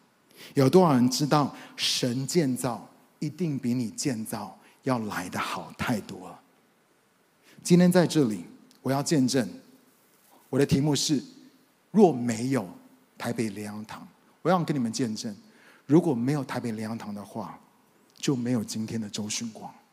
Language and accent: Chinese; United States; moved away as an adult; also born or lived in Taiwan; now in Taipei, Taiwan; 因为我是在美国长大的